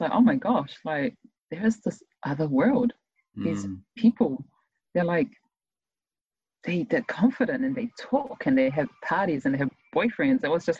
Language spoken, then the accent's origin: English; Tonga; now in New Zealand; As a teenager, I always saw myself as a Tongan, just mm-hmm. a Tongan. I didn't have New Zealand citizenship. So I was just a Tongan living in New Zealand.